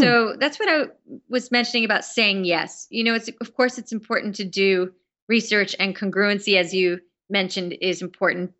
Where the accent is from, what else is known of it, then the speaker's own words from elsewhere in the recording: New York, United States; being a New Yorker